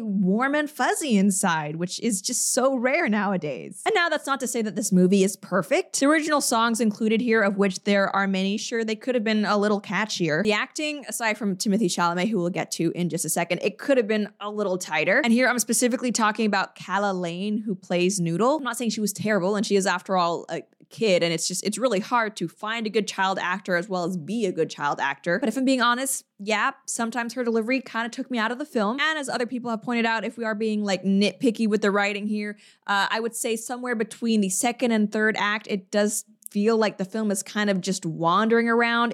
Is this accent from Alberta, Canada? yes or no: no; Quebec, Canada; I'm from Quebec